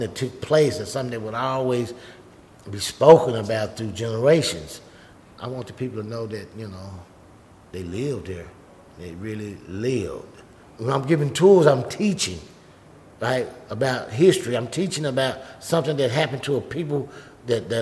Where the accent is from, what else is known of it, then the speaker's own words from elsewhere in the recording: Tulsa, Oklahoma, United States; I grew up here in Tulsa, Oklahoma